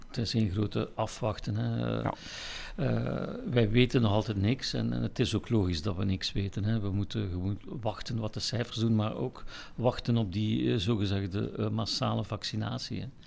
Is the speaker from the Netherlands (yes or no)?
no; Ghent, Flanders, Belgium; ik ben in Gent geboren, ik ben erin opgegroeid